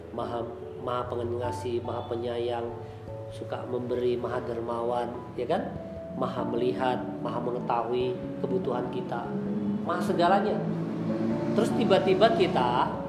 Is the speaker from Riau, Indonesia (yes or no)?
no; West Java, Indonesia; saya di Tasik ini agak salut tuh kalau saya lihat di orang kita nih orang Sunda yang termasuk dari anak kecilnya sampai ke nenek-neneknya rajin dagang tuh